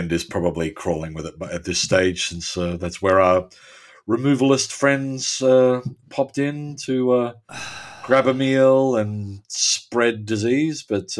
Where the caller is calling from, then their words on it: Adelaide, South Australia, Australia; Look, I'm speaking from Adelaide, which is plague-free.